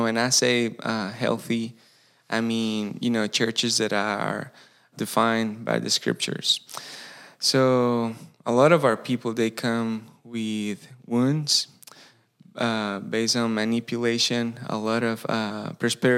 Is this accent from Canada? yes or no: no; Costa Rica; English is a second language; moved away as an adult; now in Greenville, United States; I was born and raised in Costa Rica